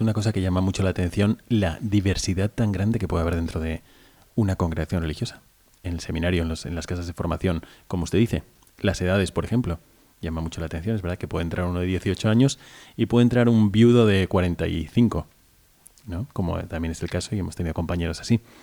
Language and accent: Spanish; Valencia, Valencian Community, Spain; que soy de aquí, de España, de Valencia